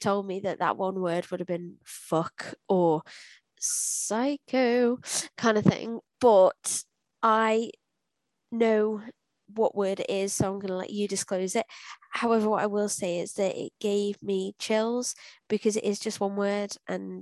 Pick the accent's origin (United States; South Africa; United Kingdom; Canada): United Kingdom; being British